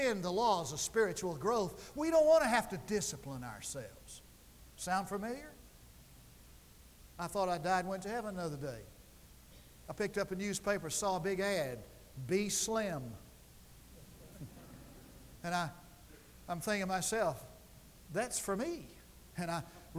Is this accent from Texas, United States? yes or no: yes; Lubbock, Texas, United States; now in Durant, United States; I grew up in West Texas, where Kenneth lives.